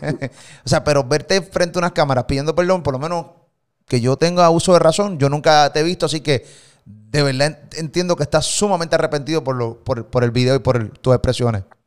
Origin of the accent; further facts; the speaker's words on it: Puerto Rico; de Puerto Rico